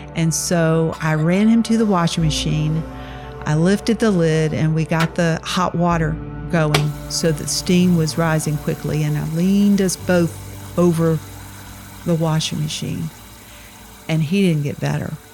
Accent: Laurel, Mississippi, United States; now in Richmond, United States; I was born in Laurel, Mississippi

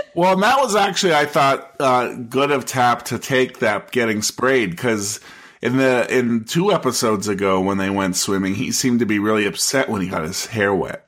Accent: United States; as an American

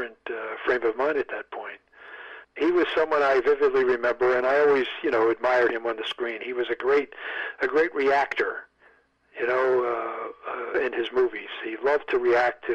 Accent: United States; I'm an American.

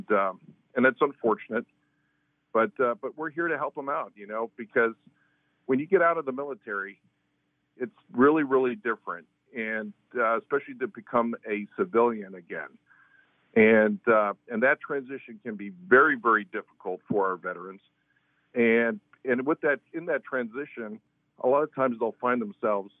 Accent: Palm Beach Gardens, Florida, United States; I'm actually a Floridian. I'm actually from Palm Beach Gardens, grew up here

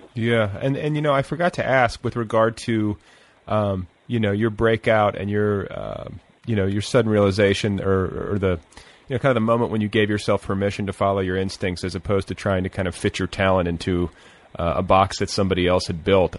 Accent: Indiana, United States; moved away; I'm from Indiana, or I spent part of my childhood in Indiana

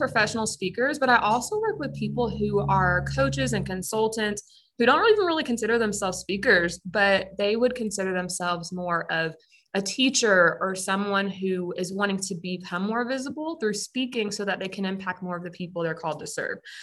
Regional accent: Pensacola, Florida, United States; moved away; I'm originally from Pensacola, Florida. And growing up, I attended a private school

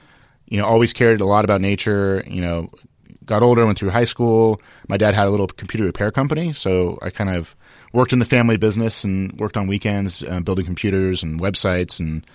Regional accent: Los Angeles, California, United States; I'm an LA native, you know, born and raised. I went to UCLA, went to USC. I grew up in the San Fernando Valley.

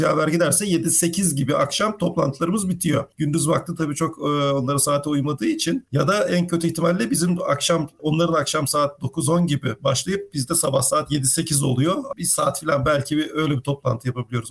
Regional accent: İzmir, Turkey; moved away as an adult; also born or lived in Mersin / Gaziantep; 18 yaşına kadar İzmir'de büyüdüm

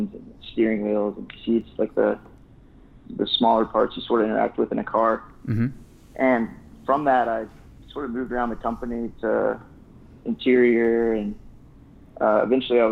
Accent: North Carolina, United States; moved away as an adult; also born or lived in Charlotte, North Carolina / Detroit, Michigan; I grew up in North Carolina

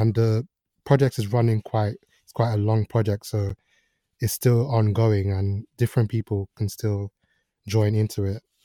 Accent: Nigeria; moved away; I grew up partly in Nigeria

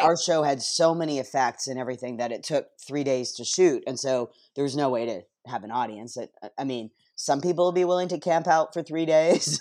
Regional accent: Canada; moved away as an adult; also born or lived in Toronto; now in Los Angeles, United States; growing up in Canada and not having access like we do here in L

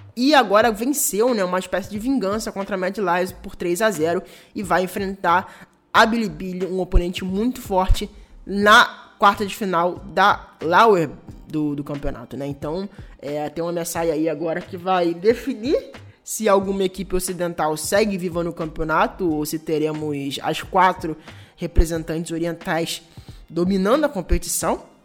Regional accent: Brazil; como brasileiro

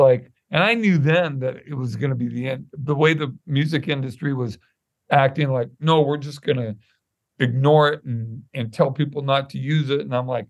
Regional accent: Santa Monica, California, United States; now in Pasadena, United States; I was born in Santa Monica Hospital and grew up in Santa Monica off and on. Lived in the housing project in Culver City, which is about 10 miles away. But yeah, I'm a West Side boy.

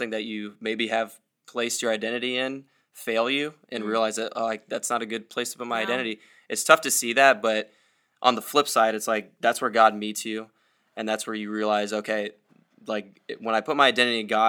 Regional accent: Iowa, United States; I'm from Iowa

